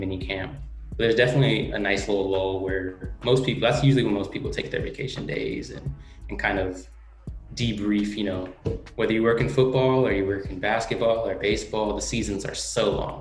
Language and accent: English; Oakland, California, United States; I grew up in Oakland